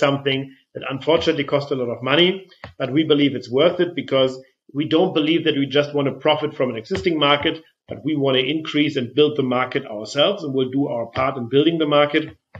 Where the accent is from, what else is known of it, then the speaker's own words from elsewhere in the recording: Flensburg, Schleswig-Holstein, Germany; I come from Flensburg, northern Germany. Flensburger Pilsner is something that I grew up with.